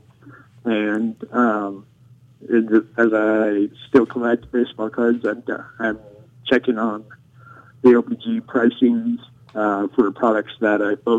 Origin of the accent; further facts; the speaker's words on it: Fort Madison, Iowa, United States; the local hobby store in my hometown of Fort Madison, Iowa